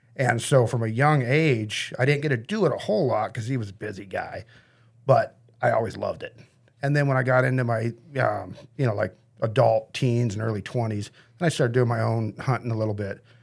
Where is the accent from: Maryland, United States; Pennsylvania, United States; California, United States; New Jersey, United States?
California, United States; Grass Valley; I grew up in Nevada County, Grass Valley